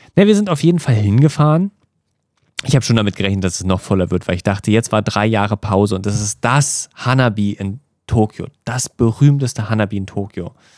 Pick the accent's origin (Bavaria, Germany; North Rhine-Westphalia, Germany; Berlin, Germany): Berlin, Germany; moved away as an adult; now in Tokyo, Japan; als, als Berliner oder als Deutscher